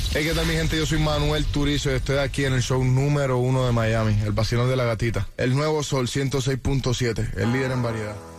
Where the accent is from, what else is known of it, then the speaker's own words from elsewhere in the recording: Caribbean coast, Colombia; de donde yo soy, de la costa de Colombia